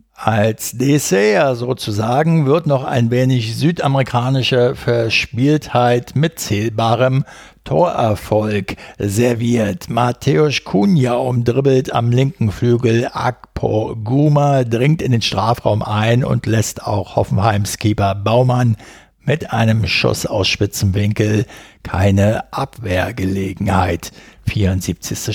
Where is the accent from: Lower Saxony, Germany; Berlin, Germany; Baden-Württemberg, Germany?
Berlin, Germany; ich in meiner Jugend auf den Bolzplätzen in Berlin-Wedding